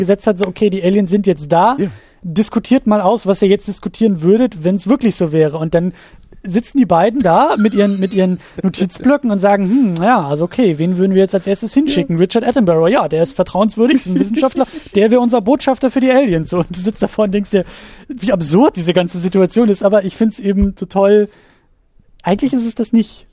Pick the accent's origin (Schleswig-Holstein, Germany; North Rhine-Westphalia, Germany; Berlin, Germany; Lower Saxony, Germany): Schleswig-Holstein, Germany; als gebürtiger Schleswig-Holsteiner